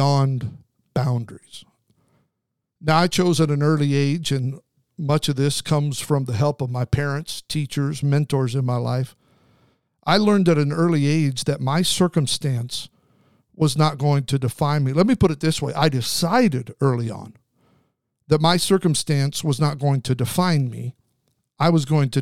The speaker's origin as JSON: {"language": "English", "area": "Snake River", "region": "southern Idaho", "country": "United States", "tie": "born or raised there", "said": "I grew up on the Snake River in southern Idaho"}